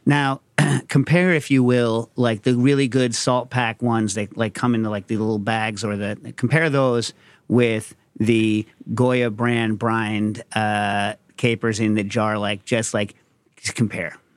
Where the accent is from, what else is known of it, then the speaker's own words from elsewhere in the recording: United States; I'm American